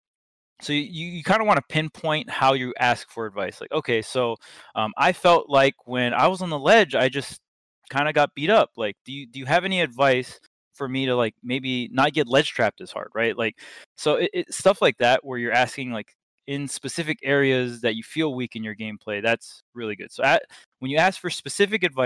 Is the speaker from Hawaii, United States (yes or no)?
yes; Hawaii, United States; I grew up in Hawaii, so our scene was very, very small